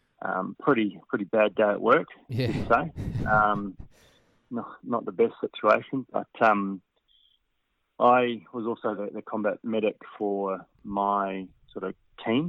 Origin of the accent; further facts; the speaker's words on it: Christchurch, Canterbury, New Zealand; moved away as an adult; also born or lived in Wanaka region / Western Australia; now in Australia; I was 5 when I moved to Christchurch from the Wanaka region